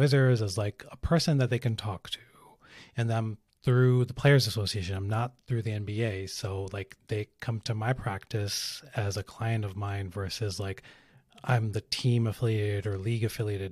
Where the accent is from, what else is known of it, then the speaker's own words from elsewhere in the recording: Pakistan; I'm Pakistani